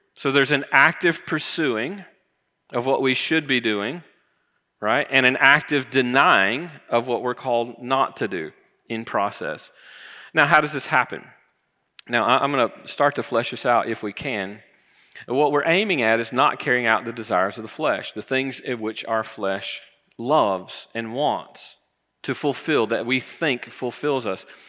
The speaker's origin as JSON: {"language": "English", "region": "Florida", "country": "United States", "tie": "born or raised there", "said": "I grew up in Florida"}